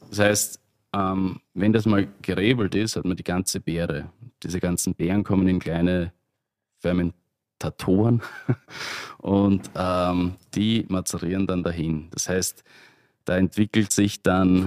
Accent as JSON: {"language": "German", "region": "Burgenland", "country": "Austria", "said": "als Burgenländer"}